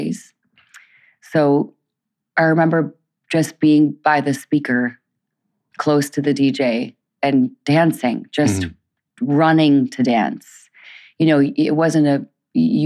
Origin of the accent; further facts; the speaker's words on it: Detroit, Michigan, United States; now in Brooklyn, United States; we moved to Detroit soon after I was born